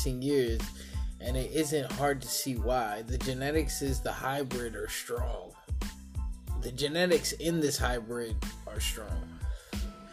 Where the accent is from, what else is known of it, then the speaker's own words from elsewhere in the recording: New York, United States; now in Eugene, United States; I'm from New York